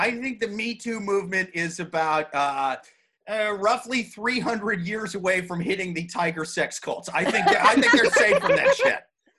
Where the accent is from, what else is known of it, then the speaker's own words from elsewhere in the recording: Ames, Iowa, United States; now in New York City, United States; my home state of Ames, Iowa